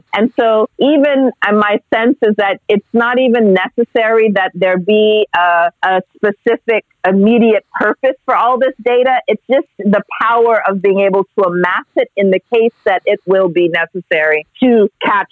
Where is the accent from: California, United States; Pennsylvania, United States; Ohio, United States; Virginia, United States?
California, United States; Los Angeles; I grew up partly in Los Angeles, and so in a heavily policed neighborhood